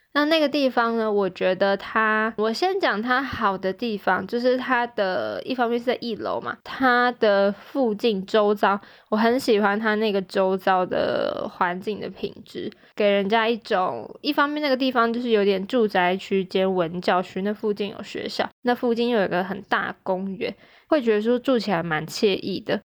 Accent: Taichung, Taiwan; moved away as an adult; also born or lived in Jingmei, Taipei / Dingxi, New Taipei; now in New Taipei, Taiwan; 我是台中人，然后我考上了台北的大学

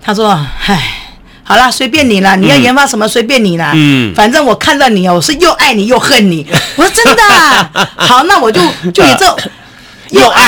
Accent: Taiwan; 我们台湾人

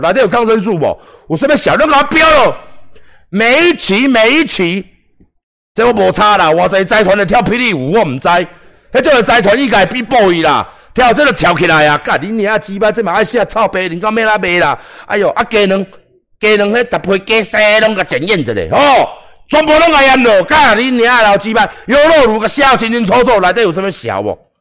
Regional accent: Taiwan; 我们台湾人民

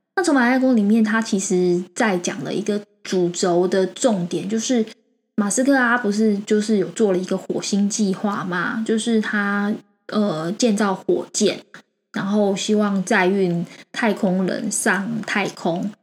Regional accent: Taiwan; 我们台湾人啊，还蛮害怕失败的

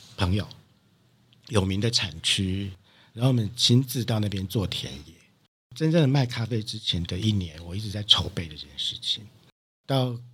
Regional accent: Dongshi, Taichung, Taiwan; 故乡，就是台中的东市

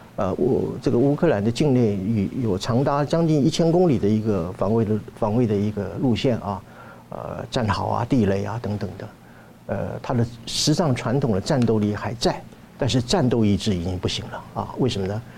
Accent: Taiwan; 对于我们台湾人来讲的话

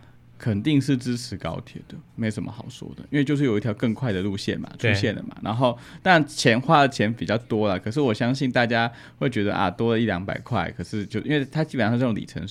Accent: Hualien County, Taiwan; 我们花莲人

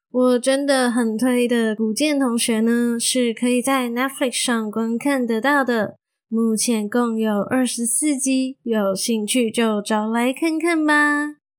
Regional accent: Malaysia; moved away as an adult; also born or lived in Taiwan; 我已经从台湾彻彻底底地的搬回马来西亚生活喽

